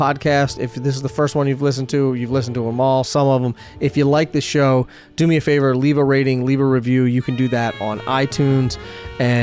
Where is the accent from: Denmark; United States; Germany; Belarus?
United States; East Coast; moved away; I'm originally from the East Coast